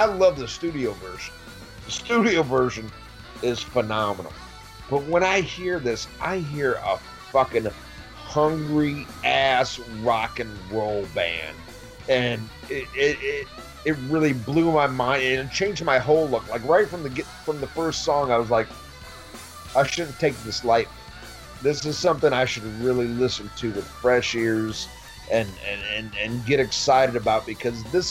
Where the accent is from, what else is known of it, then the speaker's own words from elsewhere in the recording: Midwest, United States; also born or lived in Central Florida; now in Florida, United States; when I grew up in the Midwest